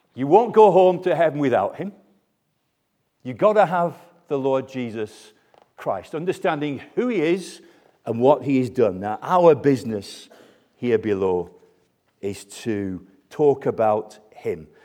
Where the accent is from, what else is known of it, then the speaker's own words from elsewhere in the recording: United Kingdom; we're British